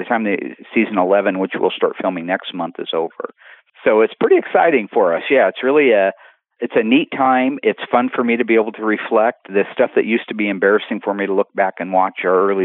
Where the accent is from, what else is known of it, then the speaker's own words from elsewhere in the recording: Springfield, Oregon, United States; born and raised in Springfield, Oregon, lived on 14th Street